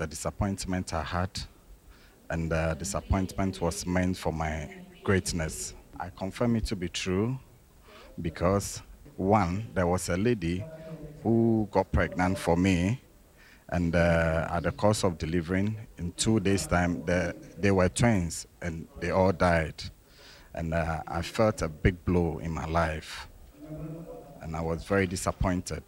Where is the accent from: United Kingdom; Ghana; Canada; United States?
Ghana; I'm coming from Ghana.